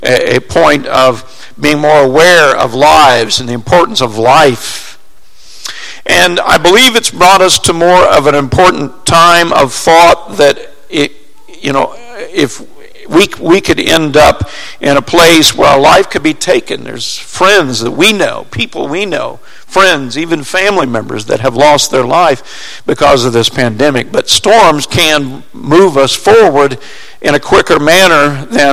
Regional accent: Springfield, Missouri, United States; I grew up in Springfield, Missouri, and we lived on a plateau in Springfield

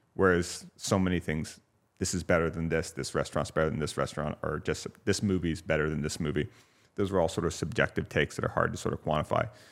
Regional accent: Santa Ynez, California, United States; born or raised there; also born or lived in Santa Barbara, California

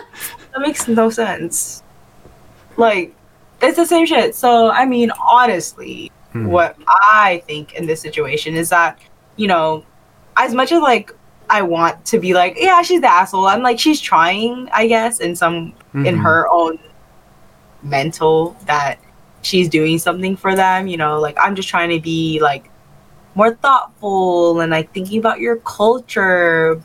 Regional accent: Bay Area, California, United States; I'm from the Bay Area

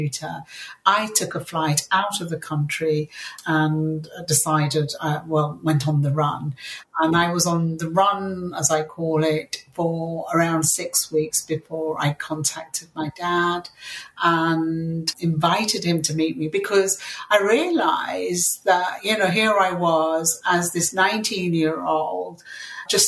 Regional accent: Yorkshire and the Humber, United Kingdom; English is a second language; they landed in a South Yorkshire mining town, and we were the only Asian Muslim family there for miles around

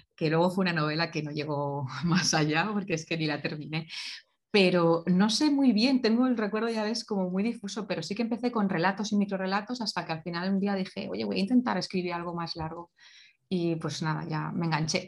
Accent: Valencia, Valencian Community, Spain; nací en Valencia

